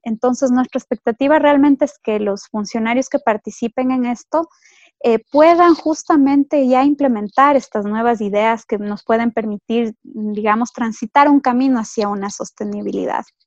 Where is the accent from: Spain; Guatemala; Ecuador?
Ecuador; como ecuatoriana